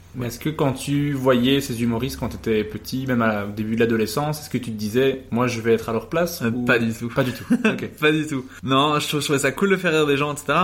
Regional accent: Uccle, Brussels-Capital Region, Belgium; je suis né du coup à Uccle, 1180

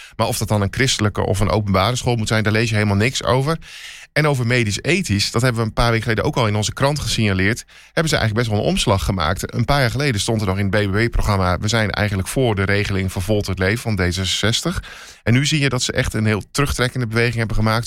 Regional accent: Twente, Overijssel, Netherlands; ik kan het uitspreken als geboren Twentenaar

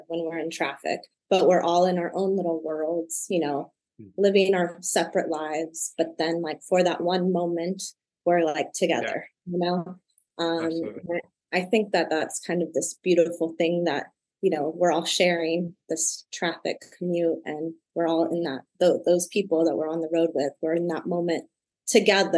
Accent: Michigan City, Indiana, United States; moved away; also born or lived in Cincinnati, Ohio; I was born in Michigan City, Indiana, which is an hour outside of Chicago.

